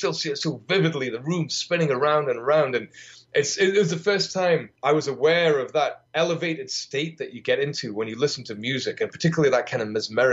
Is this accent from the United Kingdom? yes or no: yes; United Kingdom